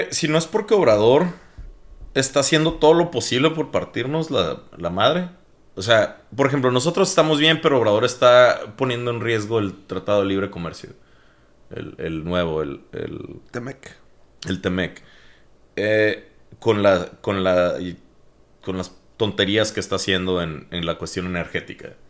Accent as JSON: {"language": "Spanish", "country": "Mexico"}